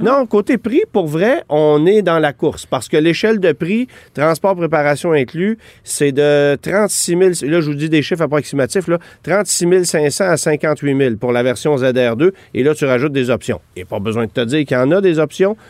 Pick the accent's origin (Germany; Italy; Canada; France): Canada; Quebec; chez nous au Québec